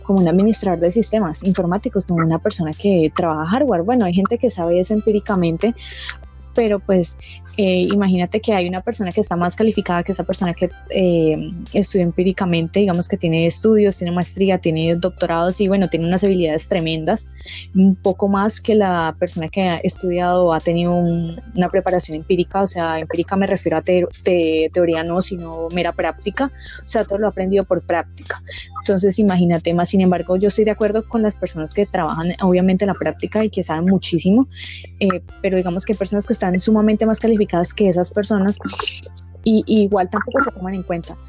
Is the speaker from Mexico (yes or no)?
no; Colombia; aquí en Colombia, yo hablo pues de Colombia, eh, y en la ciudad en la que estoy